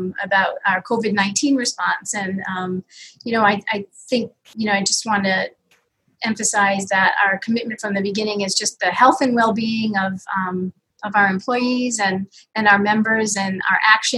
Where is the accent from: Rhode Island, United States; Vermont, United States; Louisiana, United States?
Rhode Island, United States; Pawtucket; I grew up in Pawtucket, went to college at Bryant University